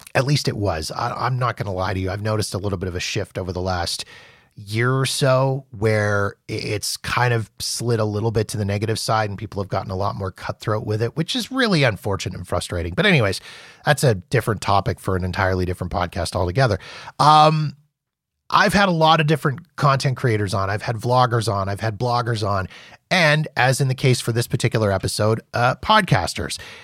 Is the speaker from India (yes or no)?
no; Winnipeg, Manitoba, Canada; my hometown of Winnipeg